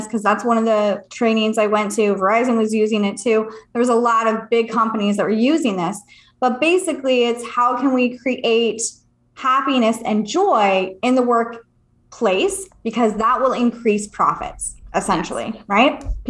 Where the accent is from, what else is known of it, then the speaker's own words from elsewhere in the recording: California, United States; moved away; also born or lived in Virginia Beach; I'm from California